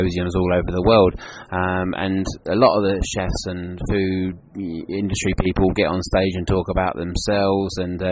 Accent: Kent, South East England, United Kingdom; accent: southeast accent; moved away as an adult; now in Cornwall, United Kingdom; I'm originally from Kent in southeast, which is England, which is just outside London. So my accent is very much a southeast accent

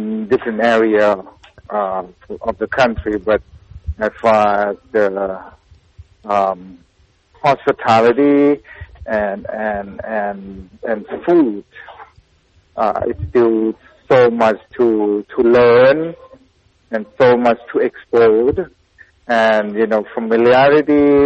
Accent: Thailand; now in Pittsburgh, United States; growing up in Thailand, Lao food is just part of the conversation at the table.

